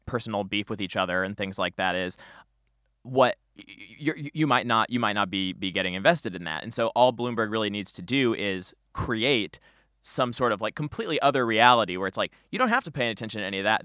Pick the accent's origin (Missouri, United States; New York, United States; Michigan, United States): Missouri, United States; St. Louis; I'm from Saint Louis